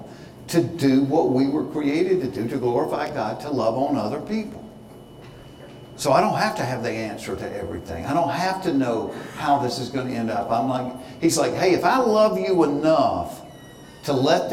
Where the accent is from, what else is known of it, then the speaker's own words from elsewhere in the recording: Hapeville, Georgia, United States; I grew up in Hayteville, down by the airport, where the first dwarf house